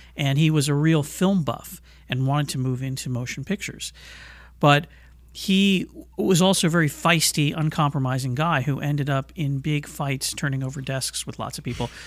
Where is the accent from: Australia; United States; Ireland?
United States; Los Angeles, California; here in Los Angeles. This is where I grew up. This is my hometown. I still live here